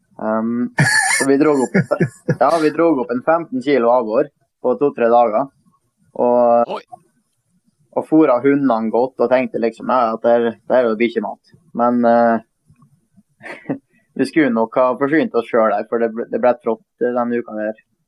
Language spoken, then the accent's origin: Norwegian; Møre og Romsdal, Norway; vi er jo romsdalinger